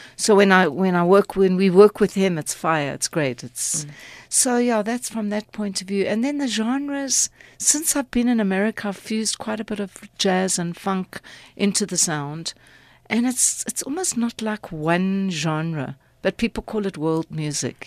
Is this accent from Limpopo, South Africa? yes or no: no; Port Elizabeth, Eastern Cape, South Africa; moved away as an adult; also born or lived in Philadelphia, United States; now in United States; born and bred in PE